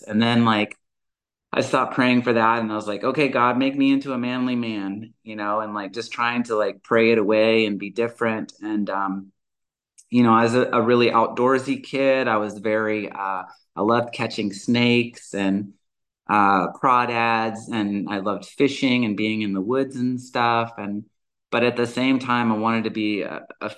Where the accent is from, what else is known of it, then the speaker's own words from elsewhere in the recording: the South, United States; moved away; also born or lived in Georgia / Alabama / Montana; And I'm originally from the South. I was born and raised in Georgia and Alabama.